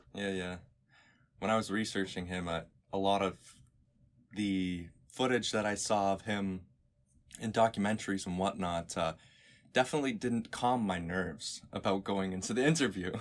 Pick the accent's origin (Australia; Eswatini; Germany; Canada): Canada; I am some kid from Canada